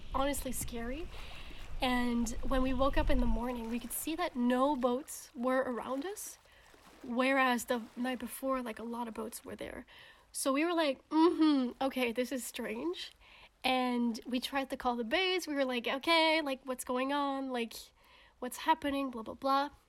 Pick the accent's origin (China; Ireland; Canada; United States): Canada; moved away; My home country of Canada